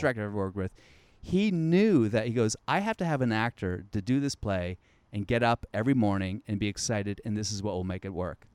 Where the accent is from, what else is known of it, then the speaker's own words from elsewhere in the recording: the South, United States; I'm from the South